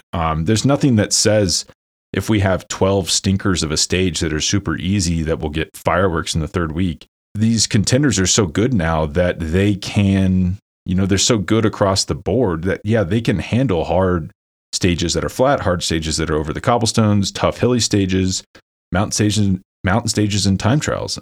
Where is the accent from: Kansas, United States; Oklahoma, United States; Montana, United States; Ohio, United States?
Kansas, United States; Lawrence; my hometown, Lawrence, Kansas